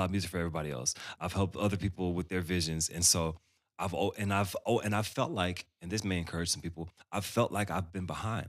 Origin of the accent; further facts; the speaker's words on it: Dallas, Texas, United States; Growing up in Dallas, I grew up around all these incredible musicians